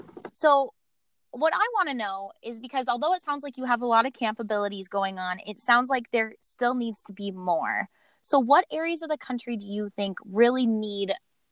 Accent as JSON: {"language": "English", "region": "Montana", "country": "United States", "moved": "as an adult", "lives_now": "North Dakota, United States", "said": "So I personally am from pretty rural states. I am from Montana. And I go to school in North Dakota right now."}